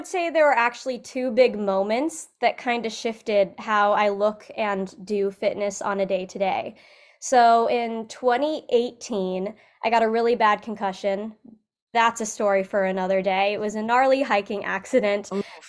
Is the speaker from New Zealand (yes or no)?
no; Illinois, United States; So like you said, I was raised in Central Illinois, and I was always into movement and sports as a kid.